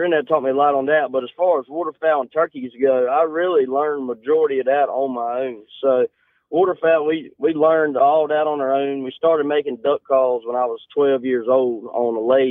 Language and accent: English; Eden, North Carolina, United States; Eden, North Carolina is where we're out